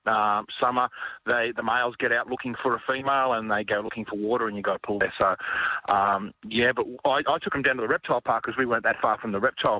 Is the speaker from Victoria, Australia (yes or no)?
no; Central West New South Wales, Australia; I grew up out in Central West New South Wales in snake country